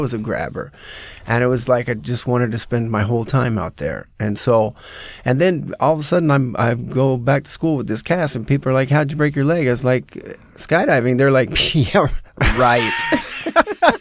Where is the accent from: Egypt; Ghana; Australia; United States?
United States; Phoenix, Arizona; I grew up in Phoenix, Arizona